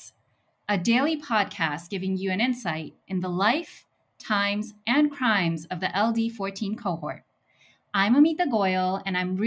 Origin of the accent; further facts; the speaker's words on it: Jersey City, New Jersey, United States; I grew up in Jersey City when it was once termed Dirty City